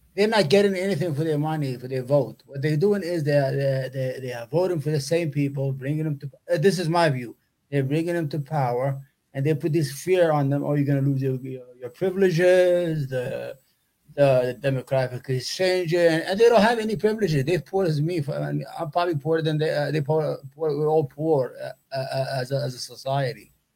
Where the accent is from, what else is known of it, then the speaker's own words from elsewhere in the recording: New York City, New York, United States; also born or lived in Yemen; I'm from New York, grew up in New York, still live in New York, love New York